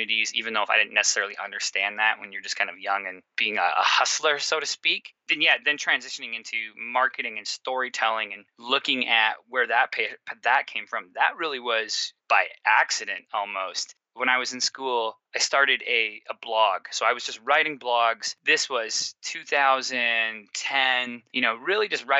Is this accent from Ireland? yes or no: no; Surrey, British Columbia, Canada; moved away as an adult; also born or lived in Toronto; I'm originally from a suburb from Vancouver, British Columbia, called Surrey. So I'm from there. I grew up playing sports my whole life